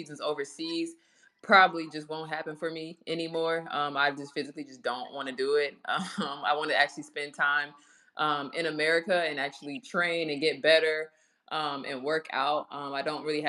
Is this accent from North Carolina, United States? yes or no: yes; Charlotte, North Carolina, United States; moved away as an adult; also born or lived in Minnesota; now in Dallas, United States; having to move from Minnesota back to Charlotte, and then moving from Charlotte to Dallas. So I moved completely from my hometown